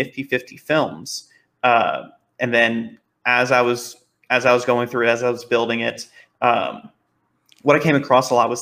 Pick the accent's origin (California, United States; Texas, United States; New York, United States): Texas, United States; Dallas; I've grown up, born and raised in the Dallas area